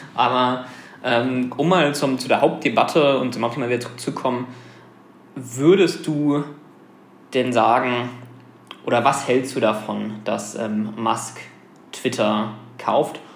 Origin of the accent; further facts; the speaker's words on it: Germany; wir als Deutsche